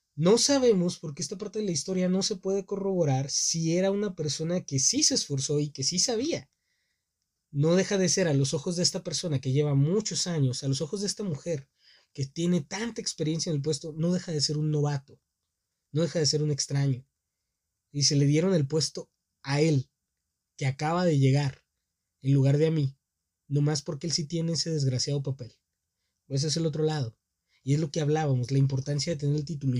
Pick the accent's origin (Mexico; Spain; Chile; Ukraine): Mexico; born or raised there